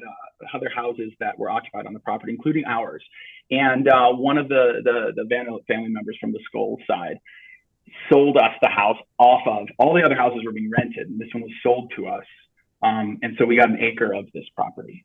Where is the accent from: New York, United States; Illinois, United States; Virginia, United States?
New York, United States; Sleepy Hollow; moved away; I was born in Phelps Memorial Hospital in Sleepy Hollow.